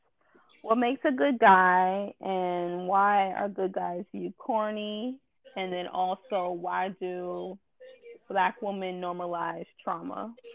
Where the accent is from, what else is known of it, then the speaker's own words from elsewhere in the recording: New York City, New York, United States; also born or lived in Buffalo, New York; back in my hometown of New York City, where I went to high school in the Bronx. So that is my territory. And right now I'm communicating with you in the Bronx.